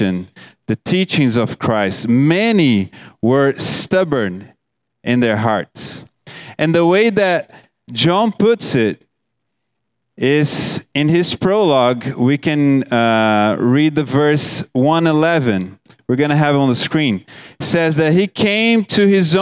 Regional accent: Brazil; moved away; I'm from Brazil

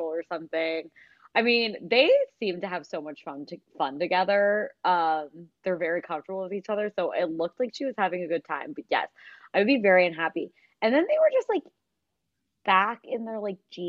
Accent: Pennsylvania, United States; Alex and I grew up in Pennsylvania

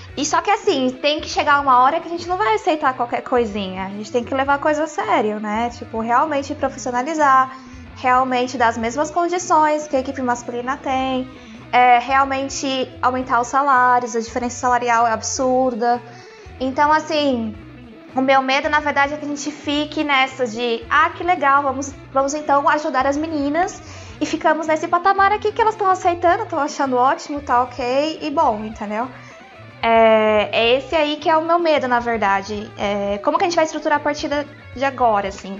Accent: Brazil; moved away; also born or lived in Europe; A gente, como brasileiro

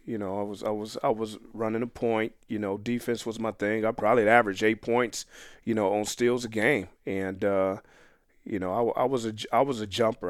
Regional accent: Phoenix, Arizona, United States; moved away as an adult; Born and raised in Phoenix, Arizona

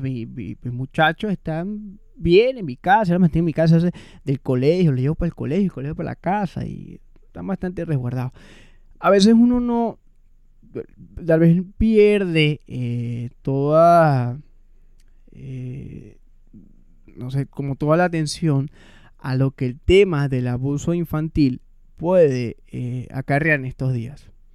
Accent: Venezuela; moved away; also born or lived in Caracas; nosotros como venezolanos

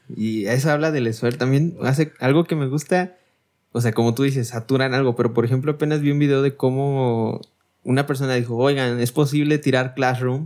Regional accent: Mexico; nosotros somos los somos mexicanos

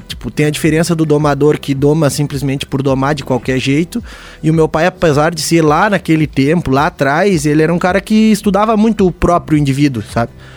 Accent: Painel, Santa Catarina, Brazil; also born or lived in Lages; o meu pai era, capaz de uma era capataz de uma fazenda no painel, onde eu moro hoje

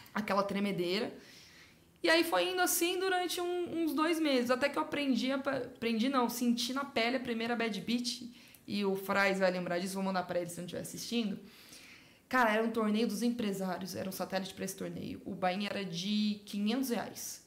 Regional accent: Sorocaba, São Paulo, Brazil; Eu sou de Sorocaba, uma hora e meia de São Paulo

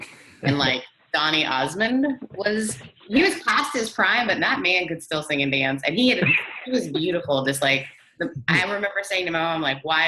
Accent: Canada; accent: Brethrenadian; also born or lived in Mississippi; My mother is British. I grew up in Canada, and then I moved to Mississippi. So I'm British Southern Canadian. So I'm Brethrenadian.

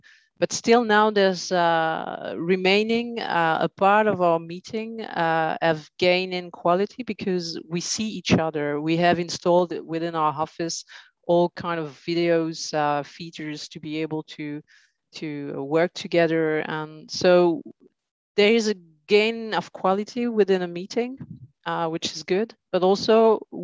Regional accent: Brussels, Brussels-Capital Region, Belgium; in Brussels, right. So, I'm born here. So 40 years in Belgium.

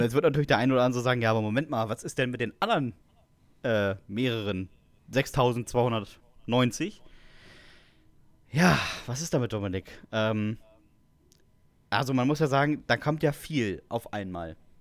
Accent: Westerstede, Lower Saxony, Germany; bei uns in Westerstede

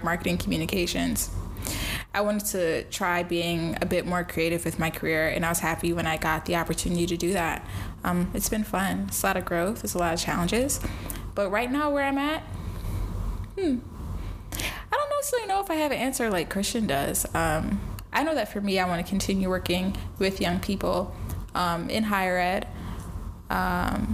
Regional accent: New York City, New York, United States; moved away as an adult; also born or lived in Vermont / Jamaica (family); Born and raised in the Bronx until I went to undergrad at the University of Vermont

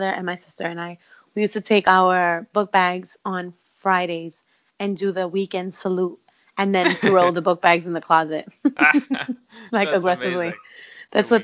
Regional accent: New York City, New York, United States; I'm from Brooklyn.

